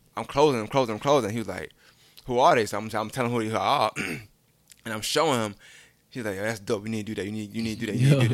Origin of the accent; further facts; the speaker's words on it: New York City, New York, United States; moved away; also born or lived in Augusta; I'm from Brooklyn